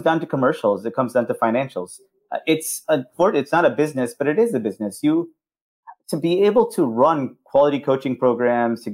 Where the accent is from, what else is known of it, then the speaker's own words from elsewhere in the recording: California, United States; growing up in California